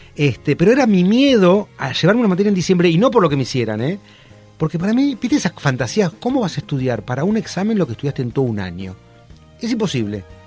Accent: Argentina

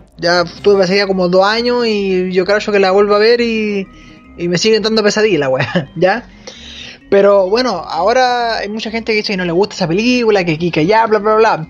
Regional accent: Chile; Acá en Chile

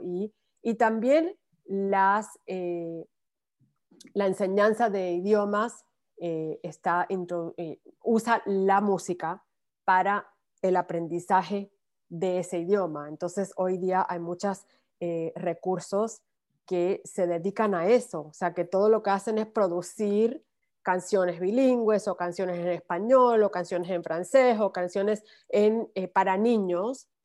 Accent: Ponce, Puerto Rico; now in United States; cuando yo crecí en Puerto Rico

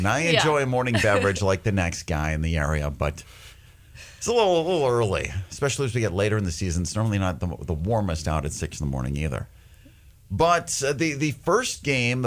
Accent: Winnipeg, Manitoba, Canada; now in Red River Valley, United States; I'm from Winnipeg

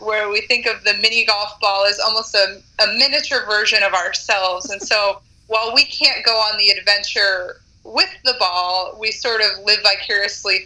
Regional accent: Pennsylvania, United States; moved away; I grew up in Pennsylvania on the East Coast

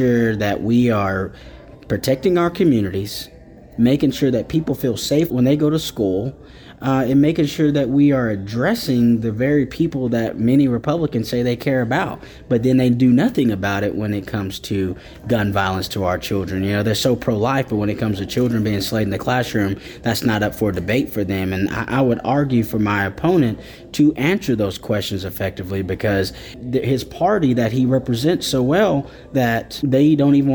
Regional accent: Wagoner, Oklahoma, United States; I'm from Wagner, Oklahoma.

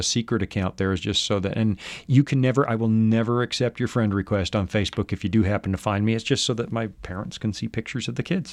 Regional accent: Salmon Arm, British Columbia, Canada; moved away; my hometown newspaper, the Salmon Arm Observer

